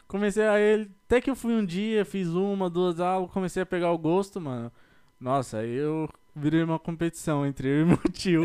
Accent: São Paulo, Brazil; now in United States; eu sou da, de São Paulo, capital

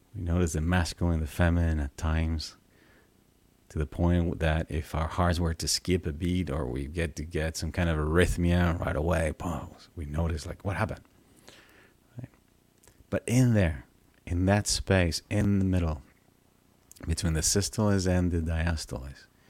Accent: Venezuela; I grew up in Venezuela uh, and I was raised Catholic

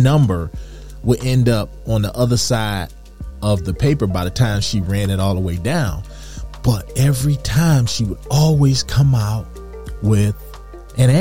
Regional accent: Detroit, Michigan, United States; I grew up in Detroit, Michigan

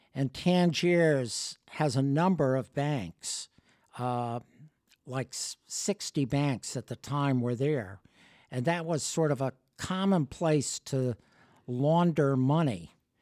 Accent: Connecticut, United States; also born or lived in Cleveland, Ohio / Washington; I grew up, uh, in Connecticut

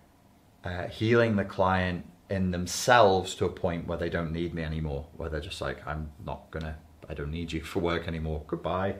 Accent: Liverpool, North West England, United Kingdom; accent: Scouse; I nearly went a bit Scouse then, my regional accent nearly came through. I try and control it.

